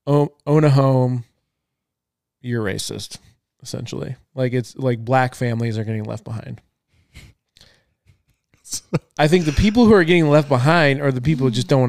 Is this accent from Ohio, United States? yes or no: no; Topanga, California, United States; in my hometown, Topanga?